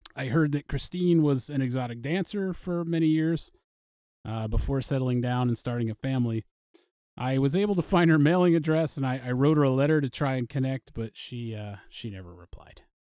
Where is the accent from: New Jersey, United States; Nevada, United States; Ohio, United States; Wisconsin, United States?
New Jersey, United States; Butler; my hometown in Butler, New Jersey